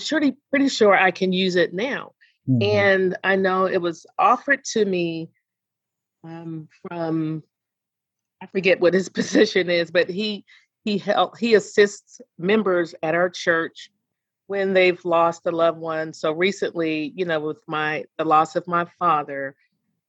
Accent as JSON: {"language": "English", "town": "Annapolis", "region": "Maryland", "country": "United States", "tie": "born or raised there", "moved": "yes", "lives_now": "Atlanta, United States", "said": "my hometown of Annapolis, Maryland"}